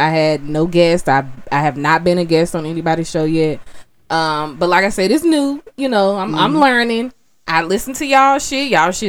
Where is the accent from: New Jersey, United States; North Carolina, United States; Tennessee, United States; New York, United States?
North Carolina, United States; Charlotte; I do have, I have four children. I reside in Charlotte. I'm from Charlotte, born and raised.